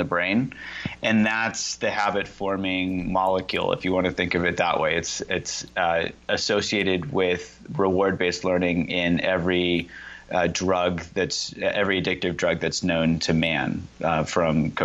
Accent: Indiana, United States; I grew up in Indiana

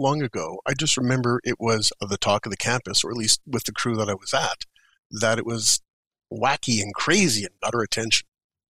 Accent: Sudbury, Ontario, Canada; moved away as an adult; now in Toronto, Canada; Growing up in Sudbury

